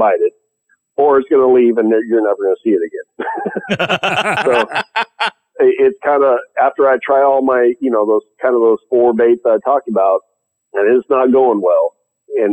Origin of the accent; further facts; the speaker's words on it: California, United States; I'm from California